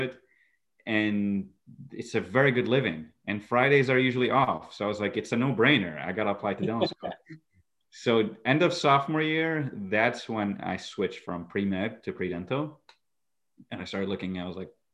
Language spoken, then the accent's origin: English; Iraq; moved away; also born or lived in Egypt / Syracuse, New York; I'm originally from Iraq, born and raised, and then I lived in Egypt. In 2011, I moved to Syracuse